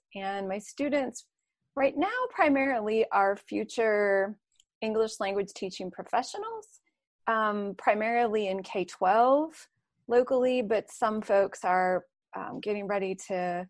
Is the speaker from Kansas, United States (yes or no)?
no; Minneapolis, Minnesota, United States; moved away as an adult; also born or lived in Atlanta, Georgia; now in Youngstown, United States; I was in my hometown of the Twin Cities of Minneapolis and St. Paul, and taught English and Spanish there.